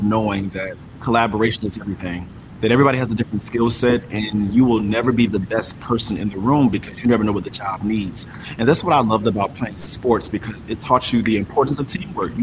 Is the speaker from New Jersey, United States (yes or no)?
no; Perquimans County, North Carolina, United States; I come from Pequimus County, North Carolina, which is probably, I want to say 15, 16,000 people. Very small area, very rural area, but I'm so grateful for my upbringing there